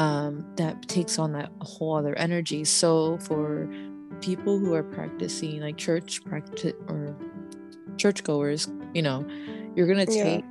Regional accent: Panama; I'm Panamanian.

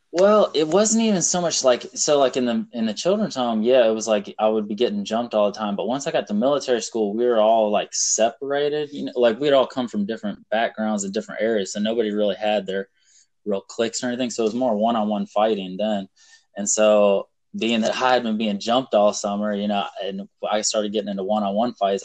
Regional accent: South Carolina, United States; also born or lived in Illinois; I was born in Illinois. Um, we moved to North Carolina um, when I was like six months old and lived there for five years, and then moved to South Carolina.

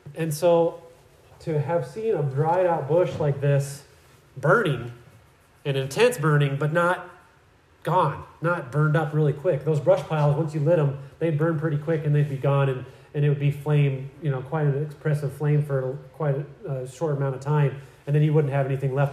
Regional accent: Iowa, United States; growing up in Iowa, we, we did a lot of hay uh, for our cows

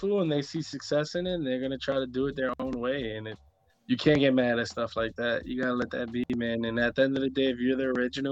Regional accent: New York, United States; I'm from New York

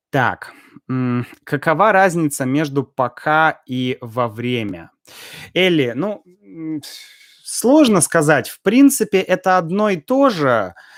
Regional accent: Russia; я и так из России

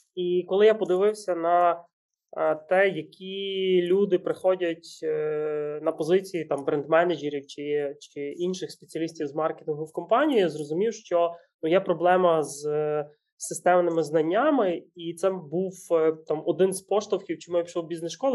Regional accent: Ukraine; ми народились в Україні

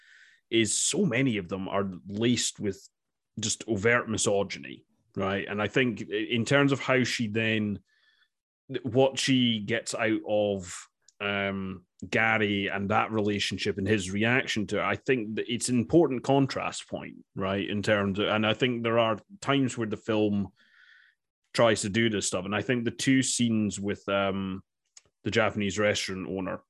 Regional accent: Dundee, Scotland, United Kingdom; born or raised there; accent: East of Scotland

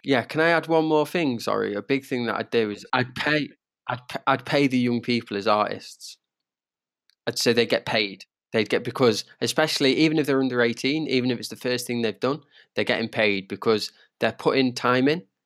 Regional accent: Derby, East Midlands, United Kingdom; I'm from Derby

